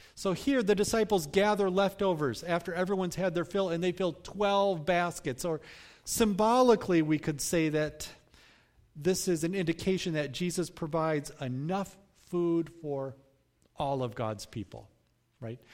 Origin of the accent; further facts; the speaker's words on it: United States; as American Christians